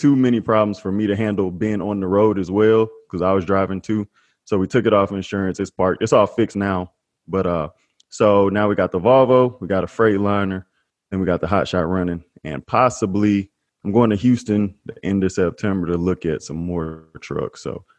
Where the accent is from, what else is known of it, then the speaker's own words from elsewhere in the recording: Sulzbach-Rosenberg, Bavaria, Germany; born there; So I was born in Sulzbach, Rosenberg, Germany.